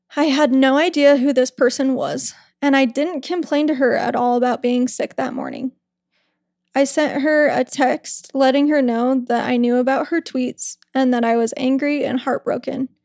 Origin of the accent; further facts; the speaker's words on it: West Jordan, Utah, United States; we grew up in West Jordan, Ryan and I.